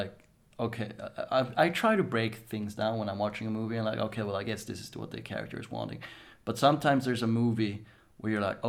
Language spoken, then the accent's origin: English; northern Småland, Sweden; Yeah, I'm from Småland, so from the north